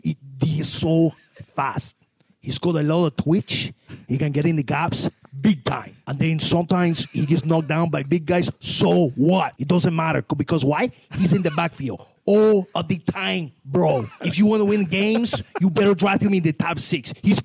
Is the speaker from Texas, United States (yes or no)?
yes; Houston, Texas, United States